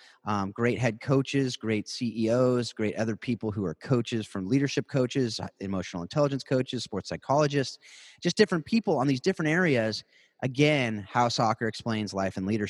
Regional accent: South Orange County, California, United States; also born or lived in Hawaii / Atlanta; born and raised in South Orange County, California.

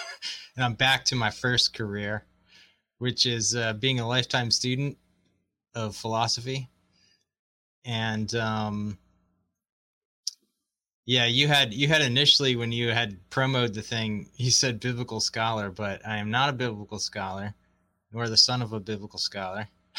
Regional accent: Baltimore, Maryland, United States; moved away as an adult; also born or lived in Chattanooga / Canada / Amsterdam / Japan; I'm originally from Baltimore, grew up there for the most part. And, then, initially I went to university in around Chattanooga and then Canada and then Amsterdam.

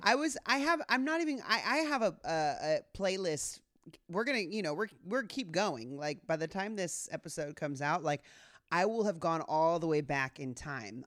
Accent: Southern California, United States; my experience as a girl growing up in Southern California

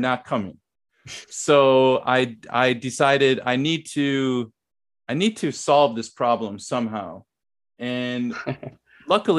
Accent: United States; moved away as an adult; also born or lived in Thailand / Korea; I didn't go back to America for 3 years.

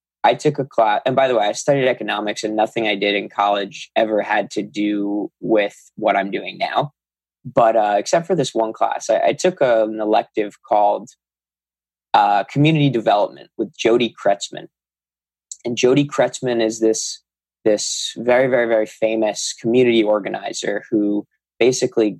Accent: Long Island, New York, United States; I'm from New York. I live on Long Island

